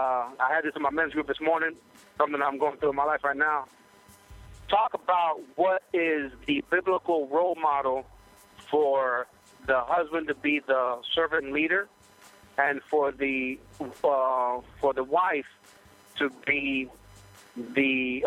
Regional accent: Miami, Florida, United States; now in South Carolina, United States; I'm from Miami, but I live in South Carolina.

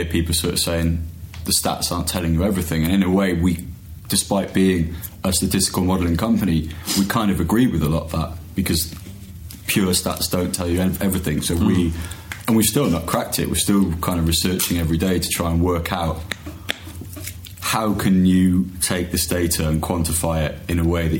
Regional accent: Wales, United Kingdom; I'm from Wales.

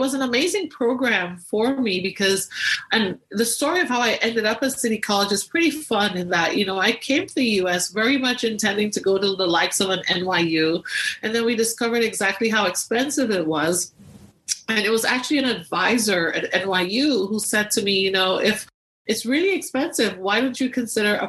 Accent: Tobago, Trinidad & Tobago; so I grew up in Tobago, the smaller island of the two in Trinidad and Tobago

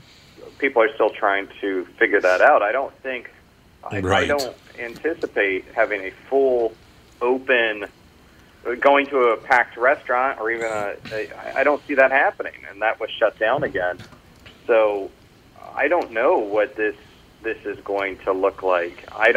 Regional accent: Orlando, Florida, United States; now in New York City, United States; I am originally from Orlando, Florida, and I've lived in New York City for most of my adult life at this point.

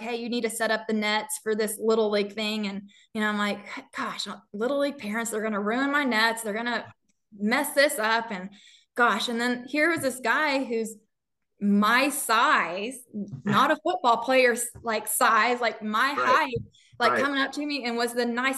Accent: New Mexico, United States; now in Texas, United States; I'm from New Mexico.

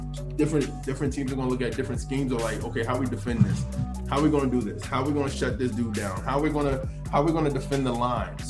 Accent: New Jersey, United States; I grew up in New Jersey

